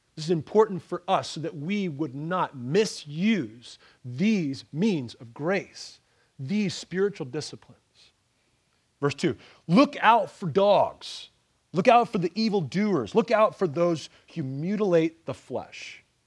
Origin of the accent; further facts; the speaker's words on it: Ontario, Canada; moved away; also born or lived in Pennsylvania; I, I come from Pennsylvania and I come from, uh, I, I grew up in the, in Ontario, Canada.